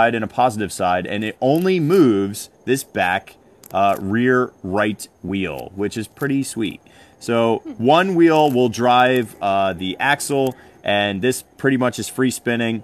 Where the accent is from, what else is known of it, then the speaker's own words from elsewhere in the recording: New Jersey, United States; my home state of New Jersey